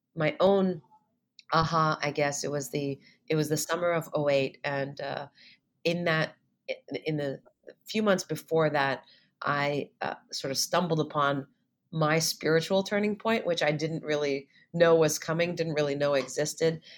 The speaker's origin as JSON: {"language": "English", "town": "Montreal", "region": "Quebec", "country": "Canada", "tie": "born or raised there", "also_born_or_lived": "Ithaca, New York", "moved": "as an adult", "said": "I'm originally from Montreal. So, I was uh, born and raised in Montreal"}